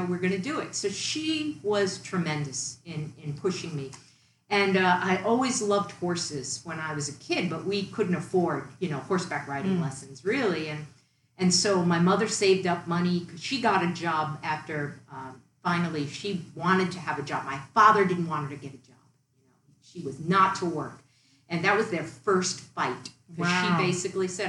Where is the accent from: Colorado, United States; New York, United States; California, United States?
New York, United States; Long Island; moved away; also born or lived in Massachusetts; I grew up on Long Island, New York, in a working class neighborhood, working class family